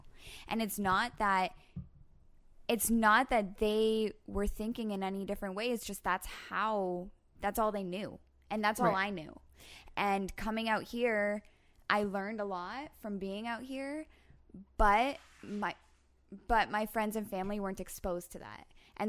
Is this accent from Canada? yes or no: yes; Canada; During COVID, as a Canadian, like at the very beginning of COVID